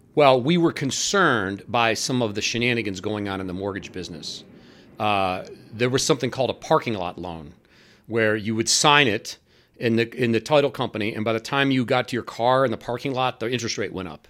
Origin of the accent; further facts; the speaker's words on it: Cleveland, Ohio, United States; also born or lived in Washington, D.C.; I was born in Cleveland, Ohio